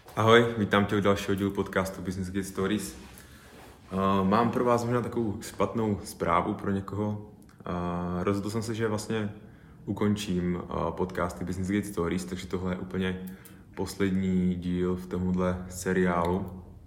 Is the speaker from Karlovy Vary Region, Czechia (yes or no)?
no; Karviná region, Moravian-Silesian Region, Czechia; tady u nás na Karvinsku